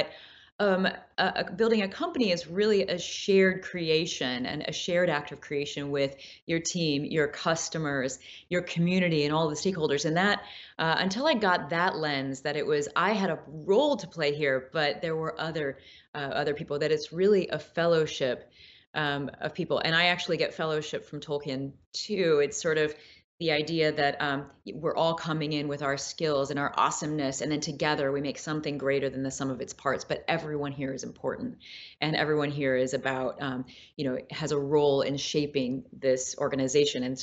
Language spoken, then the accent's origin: English; Midwest, United States; I mean, I grew up with artists in the Midwest, so there's very much a sense of uh, in the Midwest this like uh, creative, absolute creative freedom.